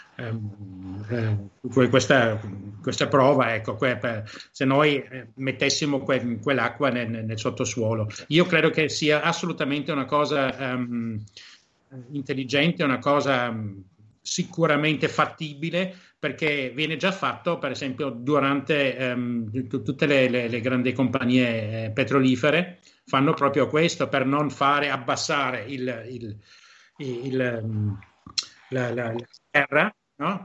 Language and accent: Italian; Germany; moved away as an adult; now in Venice, Italy; io sono tedesco, mia madre vent'anni fa mi chiamava e mi diceva che c'è acqua alta a Venezia perché la davano in televisione tedesca